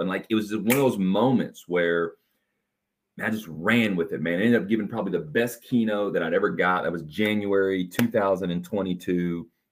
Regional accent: Evansville, Indiana, United States; I'm from Evansville, Indiana, and grew up, you know, born in seventy-nine, man, grew up in the V H S era

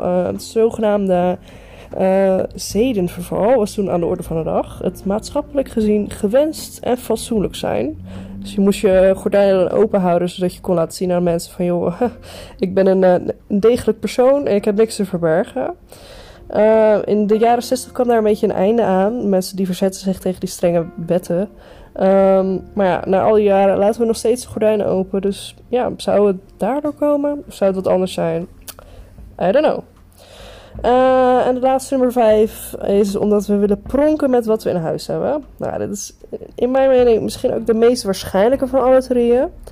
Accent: Netherlands; wij, als Nederlander

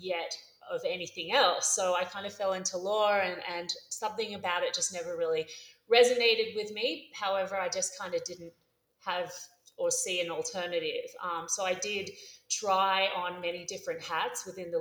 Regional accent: Australia; moved away as an adult; also born or lived in Los Angeles; now in Mexico City, Mexico; my hometown, Australia

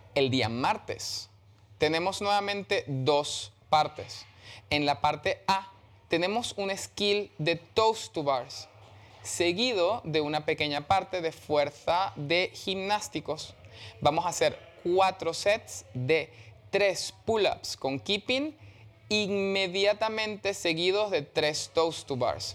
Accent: Venezuela; moved away

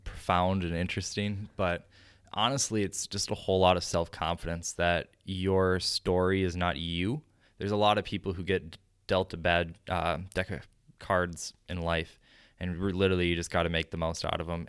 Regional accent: Chaska, Minnesota, United States; my hometown then, you know, grabs it, and Chaska Herald does an article on it

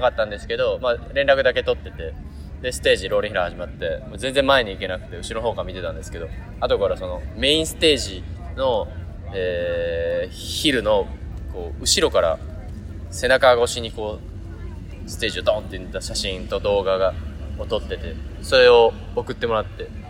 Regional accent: Kansai, Japan; accent: Kansai-ben; お互い関西人なんで関西弁が出ちゃうかもしれませんが

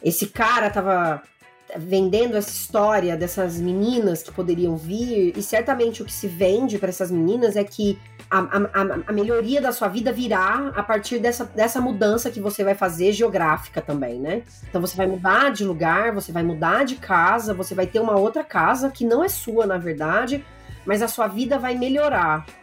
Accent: interior of São Paulo, Brazil; eu sou de uma cidade do interior de São Paulo

